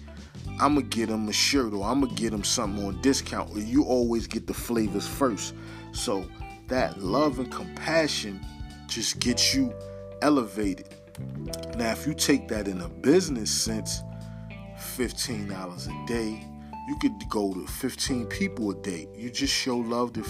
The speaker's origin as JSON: {"language": "English", "town": "New York City", "region": "New York", "country": "United States", "said": "I'm from Harlem"}